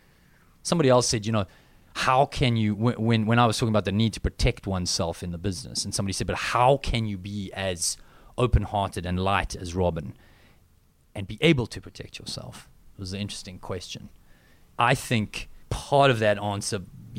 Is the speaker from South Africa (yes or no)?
yes; South Africa; accent: South African